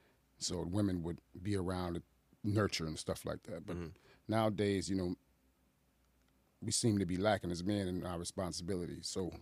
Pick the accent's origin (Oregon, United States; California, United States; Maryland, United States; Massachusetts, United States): Massachusetts, United States; Boston; also born or lived in Chicago; now in Aurora, United States; I'm originally from Boston, Massachusetts.